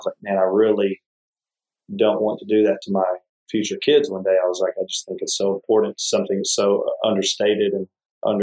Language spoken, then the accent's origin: English; Texas, United States; moved away; being from Texas